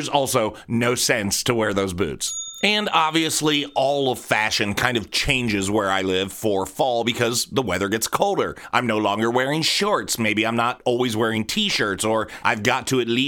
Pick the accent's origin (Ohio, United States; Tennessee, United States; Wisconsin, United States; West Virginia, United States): Ohio, United States; Columbus; I am from Columbus, Ohio